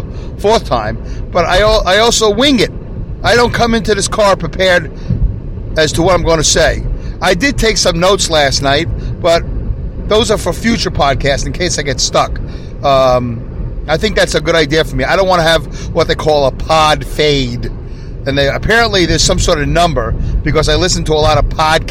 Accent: New York City, New York, United States; now in upstate New York, United States; I'm originally from Brooklyn, New York.

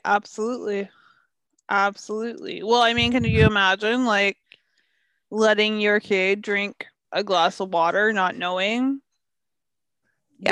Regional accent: Canada; being a Canadian and a Canadian who's into hockey

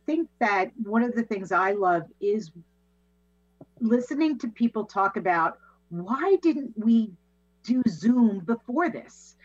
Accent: Massapequa, New York, United States; born and raised in Massapequa, New York

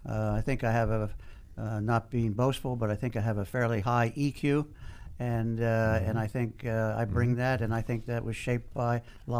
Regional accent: Philadelphia, Pennsylvania, United States; now in Washington, United States; Originally from Philadelphia and been in D.C. for 35 years.

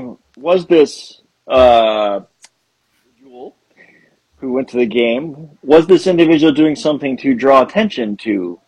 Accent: Tampa, Florida, United States; I grew up in Tampa.

